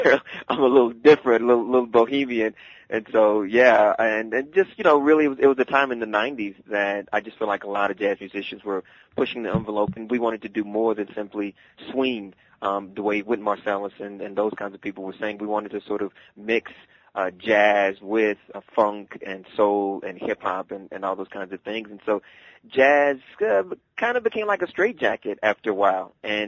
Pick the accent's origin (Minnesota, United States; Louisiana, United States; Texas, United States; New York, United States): Texas, United States; Dallas; No, I actually grew up in the South, in Dallas, Texas.